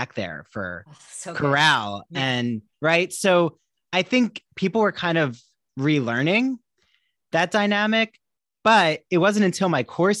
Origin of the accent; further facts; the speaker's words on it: Washington Township, New Jersey, United States; moved away; also born or lived in Long Island; I'm from New Jersey originally, from a town called Washington Township near Cherry Hill